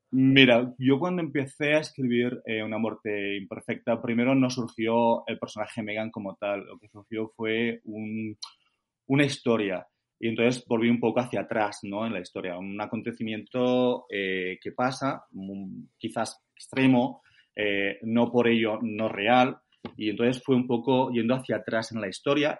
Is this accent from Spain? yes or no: yes; Valencian Community, Spain; moved away as an adult; also born or lived in Denmark / England; now in United Kingdom; Acento no tengo, soy valenciano, o sea que me fui hace más de 20 años